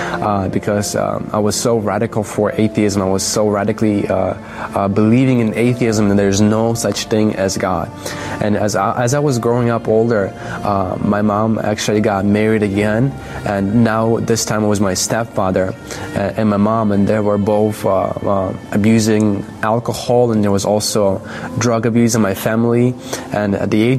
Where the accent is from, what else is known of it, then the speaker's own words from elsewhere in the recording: Belarus; I was born in Belarus